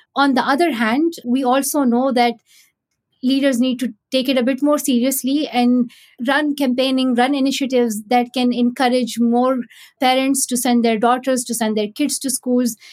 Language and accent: English; Pakistan; growing up in Pakistan